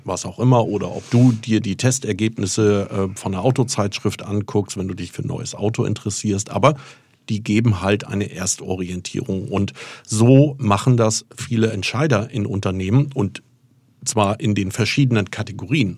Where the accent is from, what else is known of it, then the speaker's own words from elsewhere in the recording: Fehmarn, Schleswig-Holstein, Germany; moved away; schon während der Schulzeit auf Fehmarn, ich bin auf der Ostseeinsel Fehmarn geboren